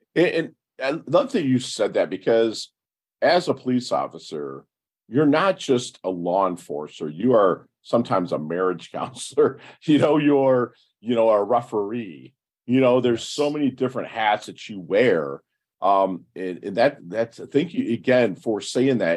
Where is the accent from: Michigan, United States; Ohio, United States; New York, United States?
Michigan, United States; Detroit; I'm from Detroit. And a lot of my, my people my age, I'm 50